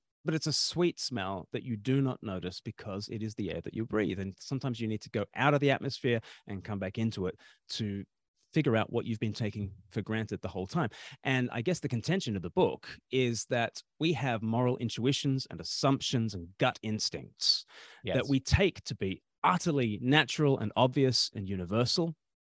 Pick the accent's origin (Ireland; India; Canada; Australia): Australia; moved away as an adult; now in United Kingdom; I'm from Australia originally, and I've been living for half my life in the UK now.